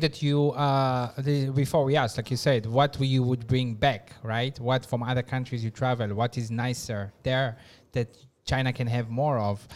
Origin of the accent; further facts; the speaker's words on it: Israel; moved away; I'm from Israel